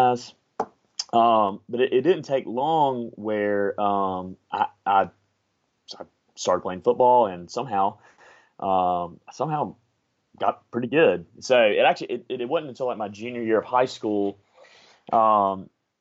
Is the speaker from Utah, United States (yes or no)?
no; Montgomery, Alabama, United States; I'm from Montgomery, Alabama, and I grew up in Trinity Presbyterian Church